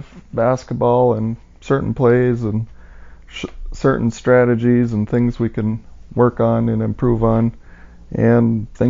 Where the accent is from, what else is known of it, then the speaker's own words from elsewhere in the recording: Hebron, North Dakota, United States; I was born in 1974 in Hebron. I've lived here most of my life